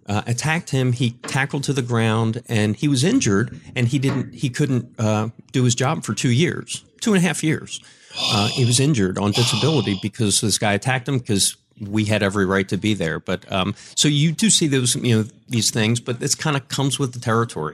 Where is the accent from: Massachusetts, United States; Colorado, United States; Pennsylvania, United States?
Pennsylvania, United States; Philadelphia; moved away as an adult; also born or lived in Lancaster, Pennsylvania / Richmond, Virginia / Tampa / Minneapolis; I moved back to, to Philadelphia, my hometown